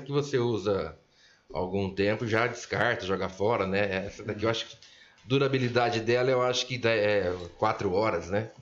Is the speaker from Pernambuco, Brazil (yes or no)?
no; Olímpia, São Paulo, Brazil; nasci em Olímpia em 1970